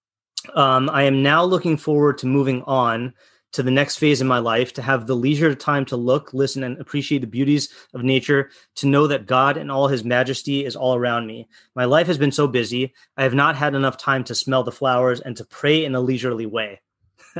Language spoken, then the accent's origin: English; Hawaii, United States; I was born in Hawaii and my mom was born in Hawaii